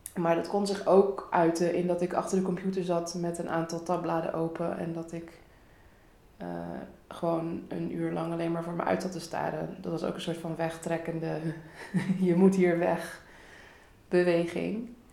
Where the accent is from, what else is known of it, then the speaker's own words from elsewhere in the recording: Rotterdam, South Holland, Netherlands; ik ben geboren en getogen in Rotterdam. Dus ik ben ook opgevoed in de stad, opgegroeid in de stad